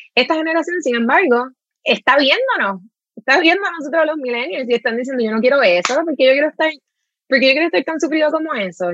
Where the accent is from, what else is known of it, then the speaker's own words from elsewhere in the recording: Trujillo Alto, Puerto Rico; moved away as an adult; yo crecí en Carraízo, en Trujillo Alto